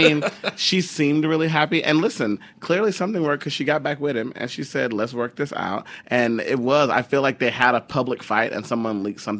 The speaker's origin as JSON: {"language": "English", "town": "Houston", "region": "Texas", "country": "United States", "said": "We're both from Houston. We can both be big."}